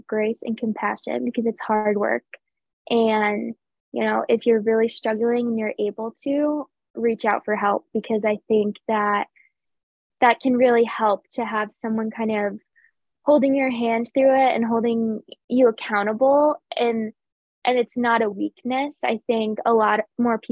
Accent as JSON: {"language": "English", "region": "Connecticut", "country": "United States", "said": "I'm from Connecticut"}